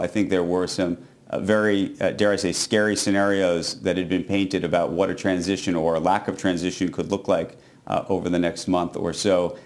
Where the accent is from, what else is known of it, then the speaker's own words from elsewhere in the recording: New York City, New York, United States; as a New Yorker